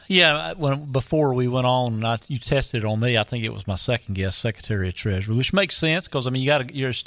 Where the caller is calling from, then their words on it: Columbia, North Carolina, United States; I'm calling from the uh, the large metropolis of Columbia, North Carolina.